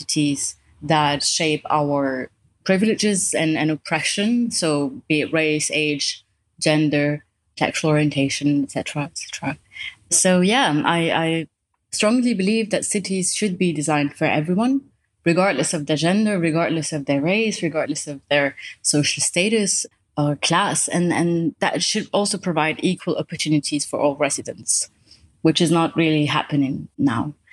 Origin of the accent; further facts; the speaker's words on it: Morocco; moved away as an adult; now in Europe; I grew up in Morocco